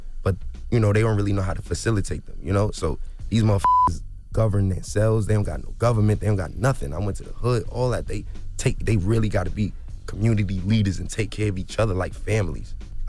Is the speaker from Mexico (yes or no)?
no; New York, United States; I experienced injustice here in the United States my whole life, bro. I'm from Harlem.